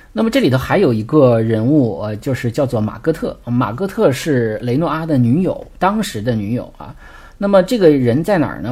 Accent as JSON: {"language": "Chinese", "country": "China", "said": "因为我们中国人是比较喜欢社交，比较喜欢扎堆儿的"}